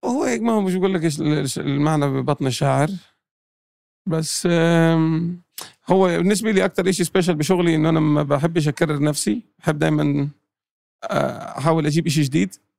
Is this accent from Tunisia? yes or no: no; Jordan; moved away; also born or lived in Palestine; أنا أردني فلسطيني